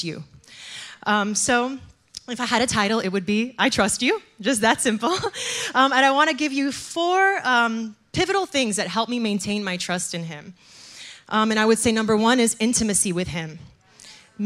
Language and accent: English; Miami, Florida, United States; moved away as an adult; now in New Jersey, United States; I'm originally from Miami, Florida